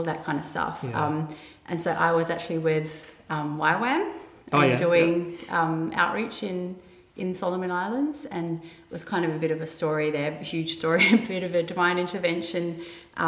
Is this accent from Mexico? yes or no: no; Adelaide, South Australia, Australia; moved away; I'm from Adelaide originally.